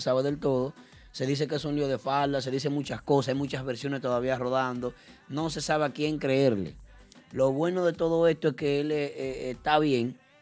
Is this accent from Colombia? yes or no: no; Dominican Republic; nosotros como dominicanos